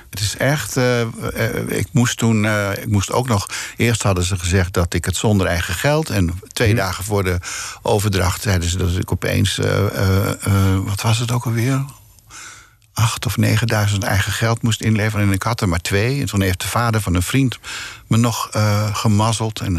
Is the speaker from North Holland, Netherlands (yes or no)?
yes; Groet, North Holland, Netherlands; born there; Ik ben geboren in Groet en ik heb daarna op allerlei plekken in Nederland gewoond. In Almelo, in, in Arnhem, op allerlei plekken.